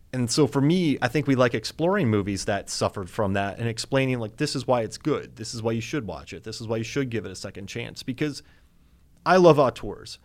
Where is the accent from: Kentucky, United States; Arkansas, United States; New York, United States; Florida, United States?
Florida, United States; I grew up in Florida